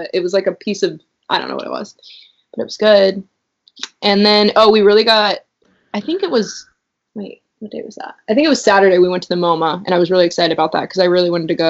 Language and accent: English; Finley, United States; growing up in Finley